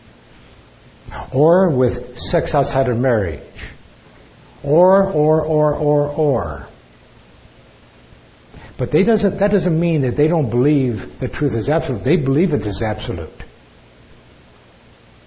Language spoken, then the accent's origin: English; California, United States; I'm from California.